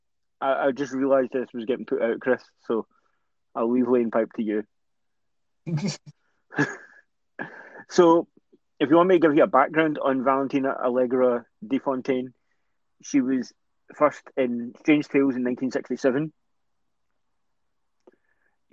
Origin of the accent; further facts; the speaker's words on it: Scotland, United Kingdom; I would like to be referred to as Scottish, not British